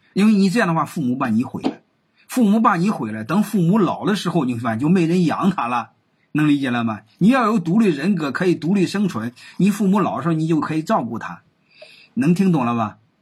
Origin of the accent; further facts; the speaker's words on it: China; 根据我们中国人的这种人性